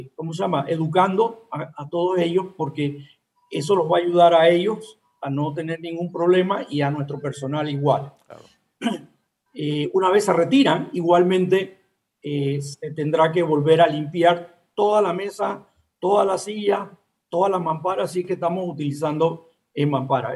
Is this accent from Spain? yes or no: no; Panama; siempre panameños, somos latinos